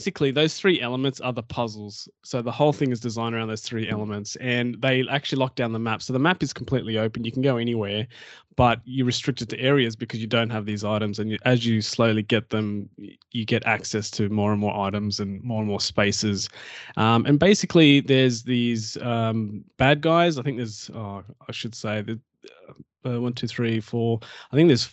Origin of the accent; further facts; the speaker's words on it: Australia; I'm Aussie.